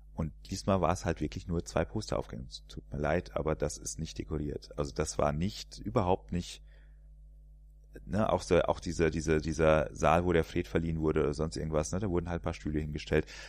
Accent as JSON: {"language": "German", "area": "area around Poppenhausen", "region": "Hesse", "country": "Germany", "tie": "born or raised there", "moved": "yes", "lives_now": "Cologne, Germany", "said": "da komme ich quasi gebürtig her, in der, aus der Ecke. Was man an dem R auch noch hört"}